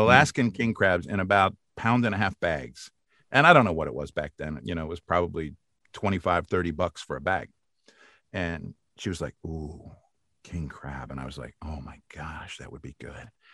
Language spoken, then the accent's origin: English; outside of Philadelphia, Pennsylvania, United States; also born or lived in Massachusetts; now in Maryland, United States; I grew up outside of Philadelphia in a little town called Bernathen